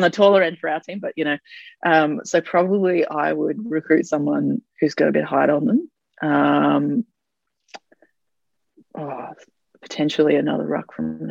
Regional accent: Brisbane, Queensland, Australia; now in Melbourne, Australia; I grew up in Brisbane

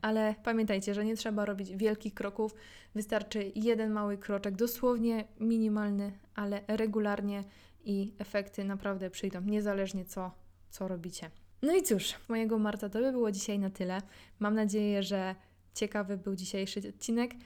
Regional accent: Silesian Voivodeship, Poland; ja jestem ze Śląska

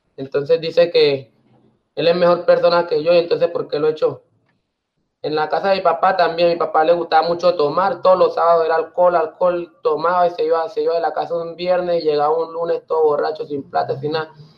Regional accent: Carepa, Antioquia, Colombia; also born or lived in Riohacha, La Guajira; Yo soy de Hacha, de Hacha, La Guajira. Pues soy criado en, Carepa, Antioquia

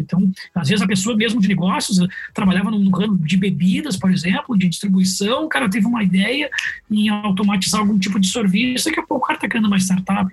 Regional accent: Porto Alegre, Rio Grande do Sul, Brazil; Sou gaúcho, sou natural de Porto Alegre

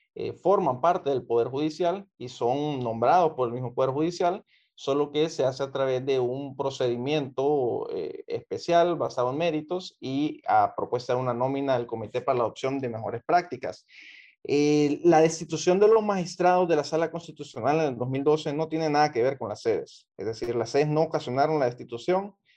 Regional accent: Honduras; Yo como ciudadano hondureño

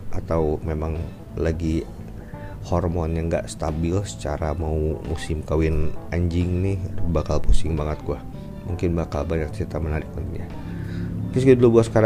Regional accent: Bogor, West Java, Indonesia; cerita gue lagi ngajakin bini gue yang orang Jakarta ke kampung halaman gue di Bogor dan benar-benar literally kampung halaman karena di seberang ini adalah rumah gue.

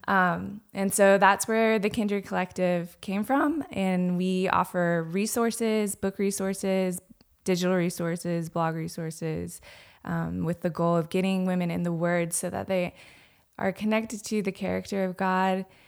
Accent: Anderson, South Carolina, United States; I am from Anderson, South Carolina.

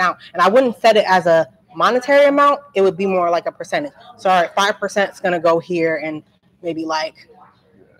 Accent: Franklin, New Jersey, United States; moved away as an adult; also born or lived in New Brunswick, New Jersey; now in Trenton, United States; I'm from New Brunswick. I grew up in that area. I grew up in like a suburban area, Franklin

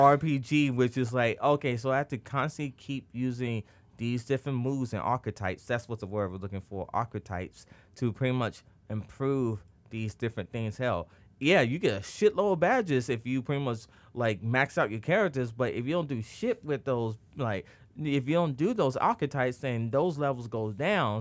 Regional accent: Chicago, Illinois, United States; I select the Chicago Bulls. I'm like, yeah, I play for my hometown team itself.

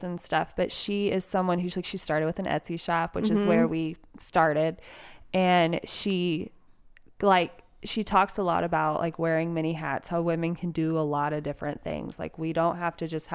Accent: Texas, United States; I am born, bred, raised Texan

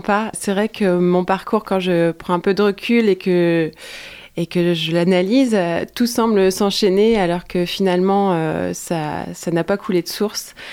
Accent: Quimper, Brittany, France; j'ai grandi à Quimper dans une famille modeste entre guillemets

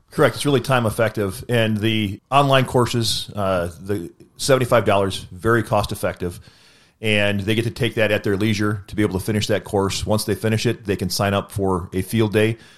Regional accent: Wisconsin, United States; I'm from Wisconsin

